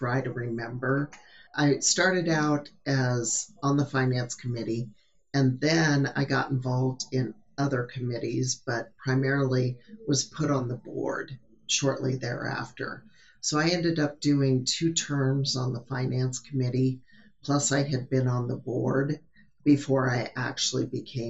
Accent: Southeast Nebraska, United States; moved away as an adult; I'm originally from Southeast Nebraska, so it's good to be back home.

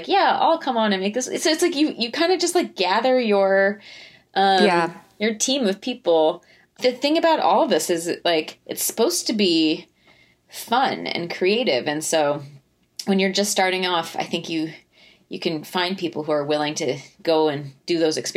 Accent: Fort Collins, Colorado, United States; we're both from Fort Collins

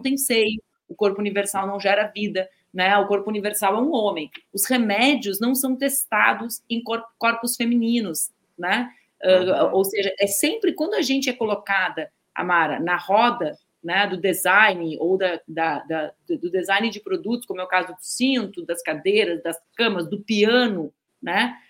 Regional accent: Pedro Osório, Rio Grande do Sul, Brazil; lá em Pedro Osório, onde eu cresci. Tenho muito orgulho de ter crescido lá.

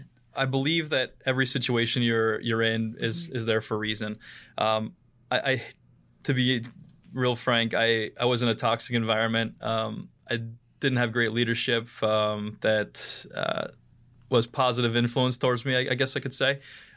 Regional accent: Ohio, United States; moved away as an adult; So I moved out here from Northeast Ohio, near Warren, Ohio, where actually Dave Grohl Alley is located. It's the most famous thing in Warren, Ohio. And moved out here right after college.

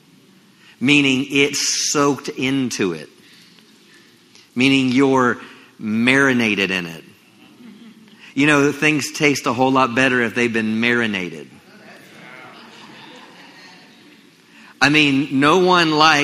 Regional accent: Maryland, United States; moved away as an adult; now in Texas, United States; I grew up in Maryland

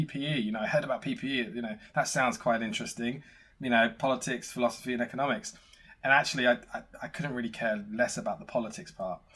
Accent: Essex, East of England, United Kingdom; I grew up in Essex

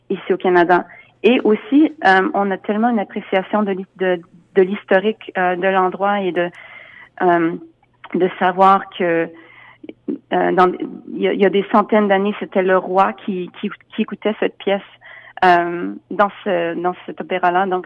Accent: United States; Je travaille beaucoup aux États-Unis. Je suis américaine aussi, donc euh, je travaille beaucoup à New York.

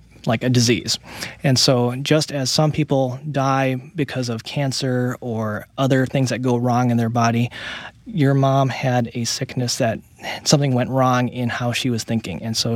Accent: New York City, New York, United States; born there; Yeah, my parents were from Taiwan, and they came to the States in the 1960s, and I was born in 1972 in New York City.

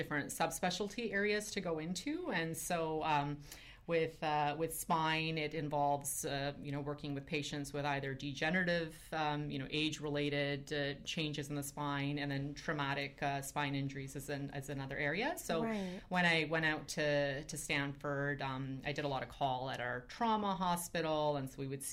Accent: Ontario, Canada; born or raised there; moved away as an adult; also born or lived in Edmonton, Alberta / Palo Alto, California

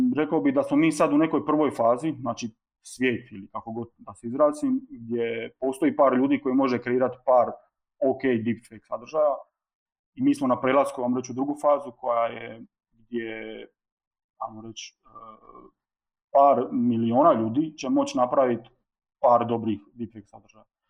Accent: Split, Split-Dalmatia County, Croatia; dolazim iz Splita

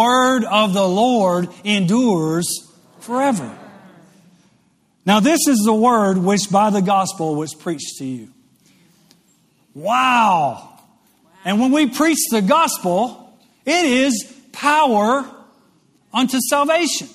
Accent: West Monroe, Louisiana, United States; moved away; growing up in West Monroe, Louisiana, home of the show Duck Dynasty

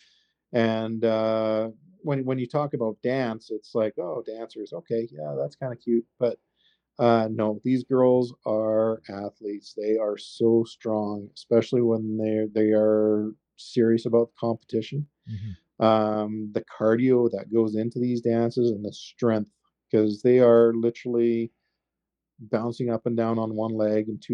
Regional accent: United Kingdom; now in Canada; I'm actually British

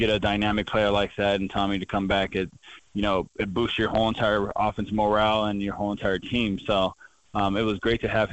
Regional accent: Fresno, California, United States; moved away as an adult; now in Bozeman, United States; my home state

